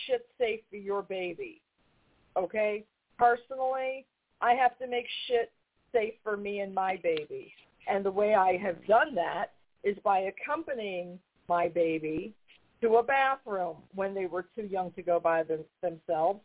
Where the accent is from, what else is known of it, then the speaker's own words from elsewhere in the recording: New York, United States; now in North Carolina, United States; I'm from New York, and we moved down here many, many years ago